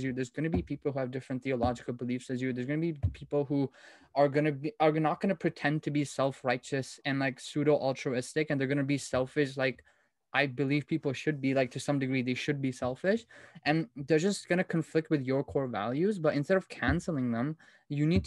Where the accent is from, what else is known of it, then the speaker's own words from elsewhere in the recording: India; I'm from India. My parents are from India